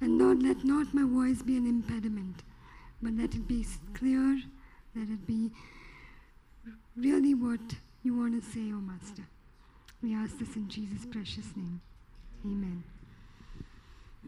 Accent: Chennai, Tamil Nadu, India; I'm from Chennai. We live in India all our life.

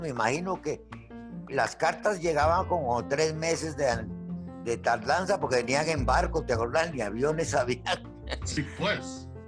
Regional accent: Limón, Costa Rica; moved away; also born or lived in Guatemala; yo soy de, de, Puerto Limón, Costa Rica, soy porteño, nací en finca, eh, una finca que tenía mi viejo en la provincia de Limón

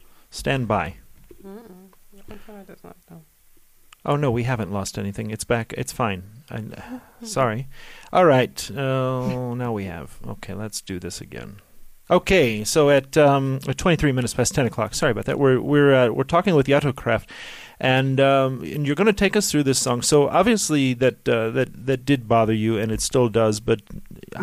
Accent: United States; a kid growing up in the States

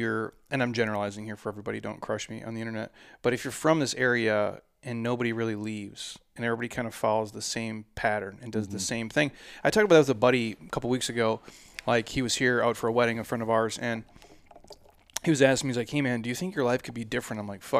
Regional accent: Minnesota, United States; Like obviously I'm from Minnesota, so just like watching him my whole life.

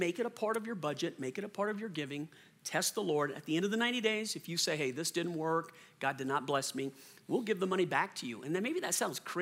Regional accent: New Orleans, Louisiana, United States; moved away; I'm from New Orleans originally

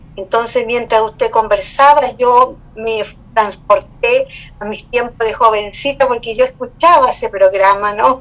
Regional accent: Chile; como chilenos

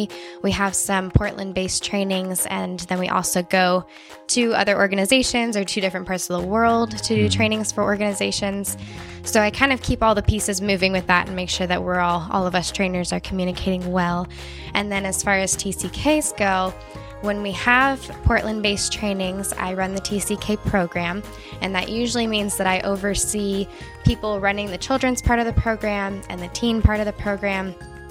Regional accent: Tanzania; also born or lived in California / Indiana; now in United States; then I'll say I grew up in Tanzania. But before that, my family lived in California. I went to school in Indiana.

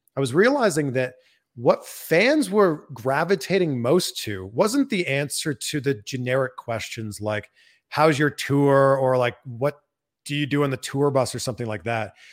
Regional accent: Pickering, Ontario, Canada; moved away; I'm from Pickering, Ontario

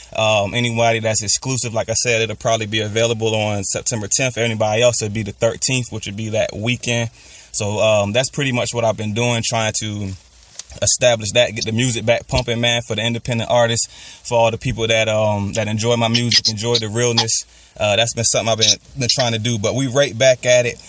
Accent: Maryland, United States; my hometown, Peace City, Maryland

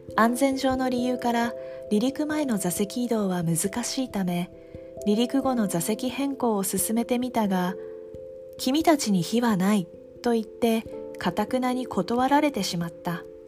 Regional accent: Japan; 私たちは生まれ育った日本という国

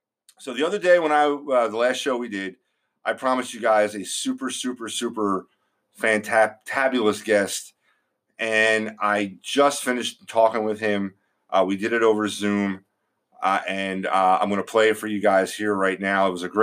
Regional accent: Philadelphia, Pennsylvania, United States; growing up in Philadelphia in the 80s

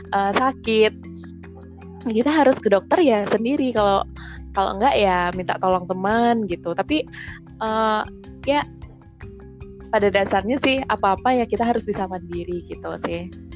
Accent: Denpasar, Bali, Indonesia; moved away as an adult; also born or lived in Semarang; asalku dari Bali.

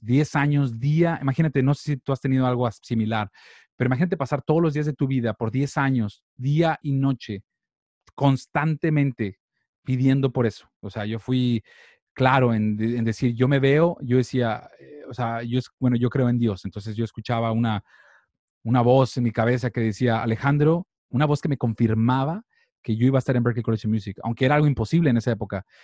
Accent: Monterrey, Nuevo León, Mexico; moved away as an adult; also born or lived in Boston; yo soy de Monterrey, México

